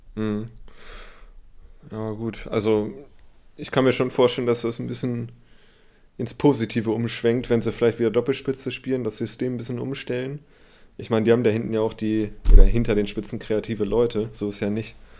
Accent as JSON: {"language": "German", "town": "Hanover", "region": "Lower Saxony", "country": "Germany", "said": "ich komme aus Hannover, deswegen bin ich da auch verbunden, auch wenn ich kein 96-Fan bin"}